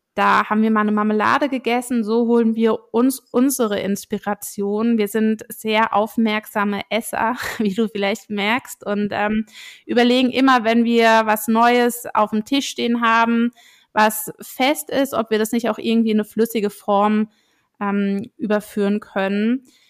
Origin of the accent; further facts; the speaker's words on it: Rheinhessen, Rhineland-Palatinate, Germany; Ich bin selbst in Rheinhessen groß geworden